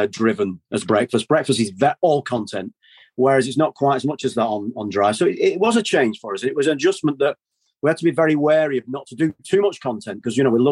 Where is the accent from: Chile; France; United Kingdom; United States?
United Kingdom; Manchester, North West England; we grew up in Manchester